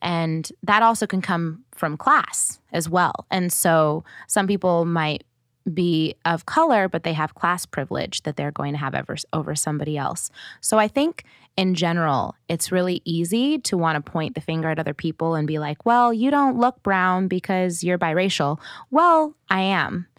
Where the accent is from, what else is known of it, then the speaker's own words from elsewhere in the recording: Oregon, United States; moved away as an adult; also born or lived in Portland / Eugene; now in California, United States; I grew up in Oregon, which is not diverse